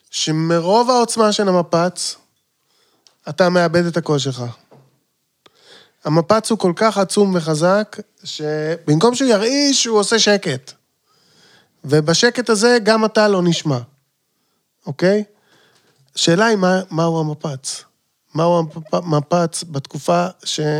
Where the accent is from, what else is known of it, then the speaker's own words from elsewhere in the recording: Jerusalem, Jerusalem District, Israel; אני ירושלמי, כידוע. בני דורי בירושלים מכירים פיגועים, אנחנו יודעים איך זה עובד הדבר הזה, כי אנחנו חיינו אותם.